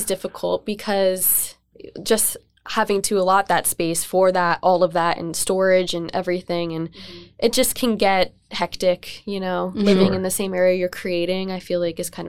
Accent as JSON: {"language": "English", "town": "Bethlehem", "region": "Pennsylvania", "country": "United States", "tie": "born or raised there", "also_born_or_lived": "Philadelphia", "said": "I grew up in Bethlehem."}